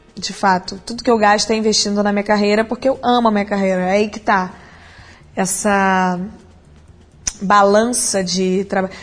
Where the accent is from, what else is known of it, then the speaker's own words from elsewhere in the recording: Brazil; a gente é brasileiro e eu tô aqui com pessoas do mundo inteiro